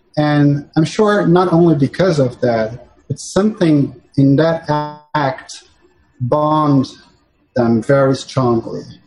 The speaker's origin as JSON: {"language": "English", "region": "São Paulo", "country": "Brazil", "tie": "born or raised there", "moved": "as an adult", "lives_now": "New York City, United States", "said": "I was born and raised in Sao Paulo and in Brazil."}